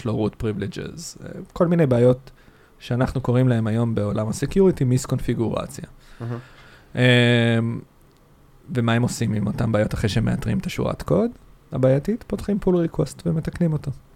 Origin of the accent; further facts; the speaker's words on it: Rishon LeZion, Central District, Israel; now in Tel Aviv, Israel; גר בתל אביב, במקור אני מהדרום, מראשון לציון, דרומית לתל אביב